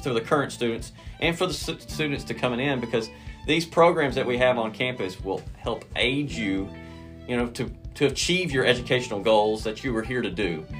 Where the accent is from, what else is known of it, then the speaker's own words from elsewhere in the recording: Durant, Oklahoma, United States; I am originally from Durant, graduated from Durant High School.